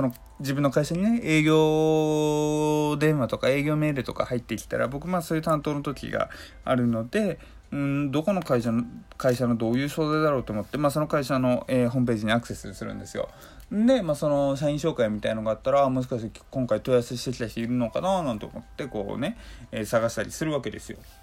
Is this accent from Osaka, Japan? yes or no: no; Hokkaido, Japan; 北海道出身っていうのは生まれた土地のことなんですよ